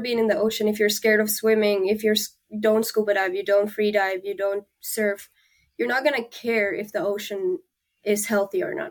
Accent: Finland; moved away; I'm from Finland

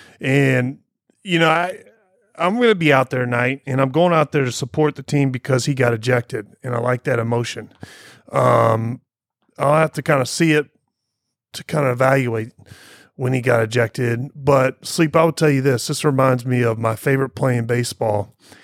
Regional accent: Poplar Bluff, Missouri, United States; I grew up in Poplar Bluff, Missouri, about 2 hours south of St. Louis

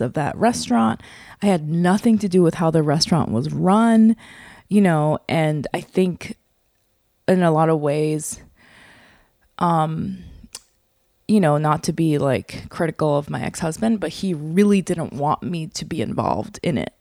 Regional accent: New York, United States; I'm from New York

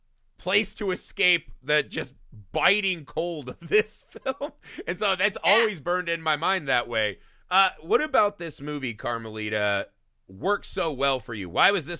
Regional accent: Indiana, United States; now in Los Angeles, United States; So I came from Indiana, a place where we had winters, and I moved to Los Angeles where there are none.

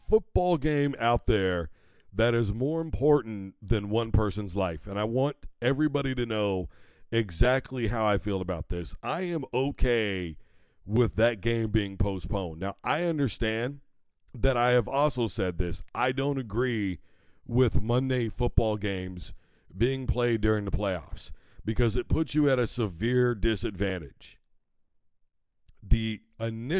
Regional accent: Midwest, United States; I grew up in the Midwest. I grew up around snow.

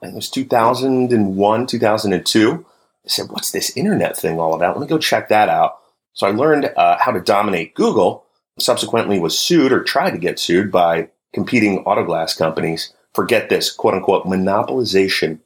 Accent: New Jersey, United States; growing up on the East Coast, you know, being a New Jersey kid, the winters were rough

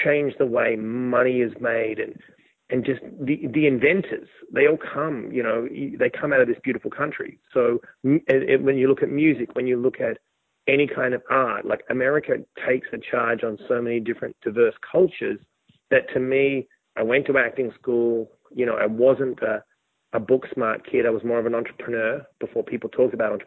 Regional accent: Australia; moved away as an adult; also born or lived in New York; me being an Australian

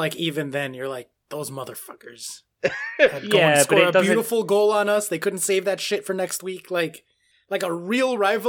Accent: New York, United States; I'm a fan of the New York teams because I grew up in New York.

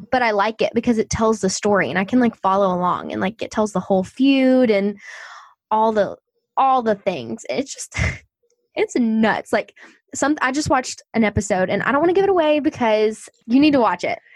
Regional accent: the South, United States; I'm from the South

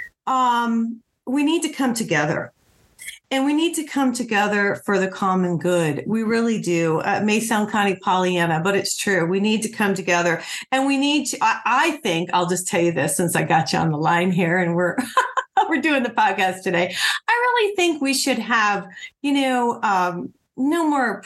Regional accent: Highland County, Ohio, United States; I grew up in Highland County, so right off of US 50

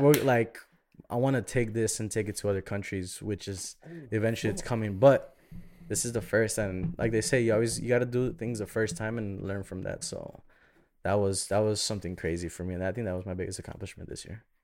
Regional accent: Chicago, Illinois, United States; moved away as an adult; now in Miami, United States; I'm born and raised in Chicago.

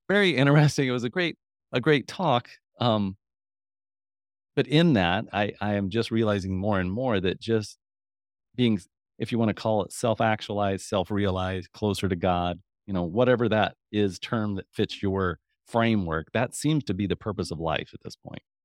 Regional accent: Kansas, United States; I'm from Kansas, so Kansas

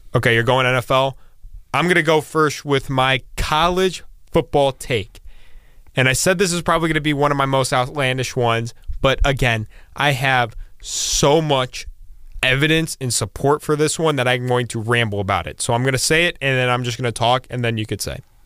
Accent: Akron, Ohio, United States; I am from Akron, Ohio

